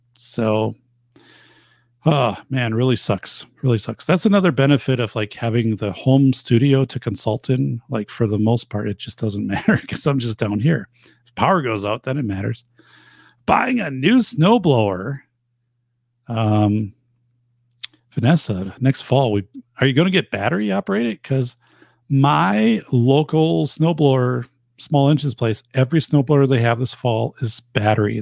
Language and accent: English; Wisconsin, United States; I'm from Wisconsin